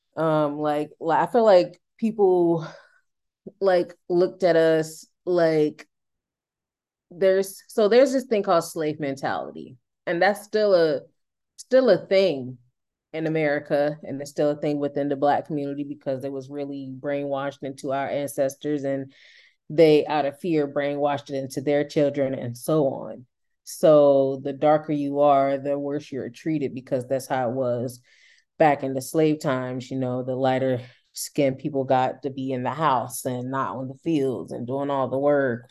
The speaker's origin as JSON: {"language": "English", "town": "Durham", "region": "North Carolina", "country": "United States", "tie": "born or raised there", "moved": "as an adult", "lives_now": "Moncton, Canada", "said": "I'm from North Carolina, in the United States, Durham, North Carolina"}